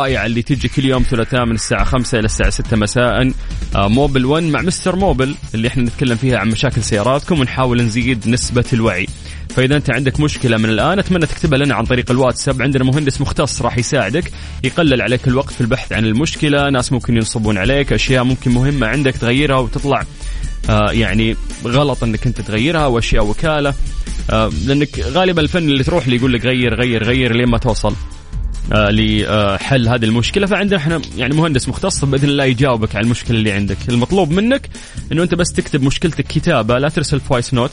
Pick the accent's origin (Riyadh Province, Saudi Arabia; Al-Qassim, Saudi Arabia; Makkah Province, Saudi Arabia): Makkah Province, Saudi Arabia; Jeddah; من اللي فاز عندنا في جده المره اللي فاتت؟